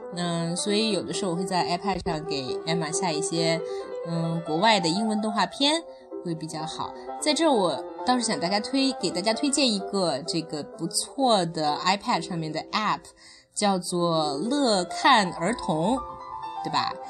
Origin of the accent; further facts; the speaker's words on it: China; 我们中国人